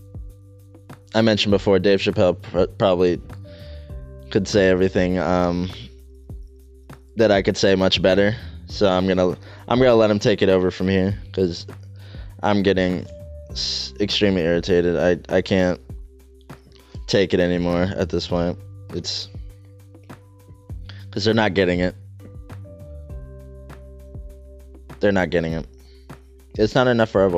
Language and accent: English; United States; we're Americans, right? We're American citizens. I was born in this country